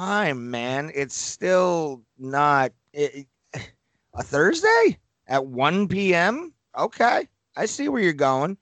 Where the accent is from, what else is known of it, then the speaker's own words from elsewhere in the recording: New York, United States; accent: New York; also born or lived in Colorado; my New York accent